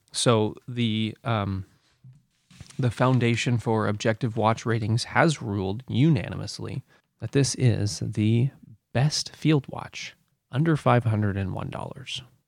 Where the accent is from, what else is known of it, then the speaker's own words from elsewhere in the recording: United States; I'm American.